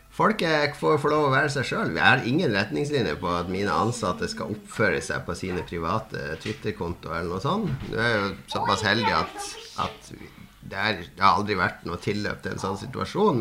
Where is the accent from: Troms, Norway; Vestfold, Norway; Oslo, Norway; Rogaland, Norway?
Troms, Norway; Harstad; moved away; plugga alltid den opp når jeg var hjemme i Harstad